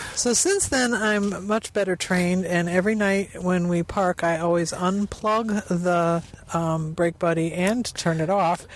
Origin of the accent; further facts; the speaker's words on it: Lake Michigan area, Great Lakes, United States; we are from the Lake Michigan area where water is in plentiful supply